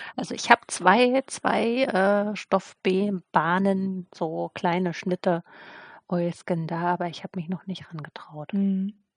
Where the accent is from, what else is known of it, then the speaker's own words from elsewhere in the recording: eastern Germany, Germany; moved away; Ich komme ja auch aus dem Osten ursprünglich